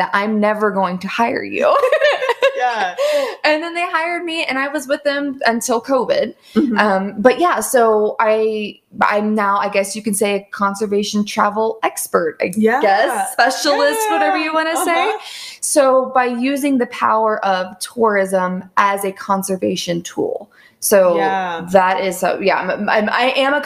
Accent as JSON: {"language": "English", "region": "Southern Ohio", "country": "United States", "tie": "born or raised there", "said": "I grew up in Southern Ohio and in the woods"}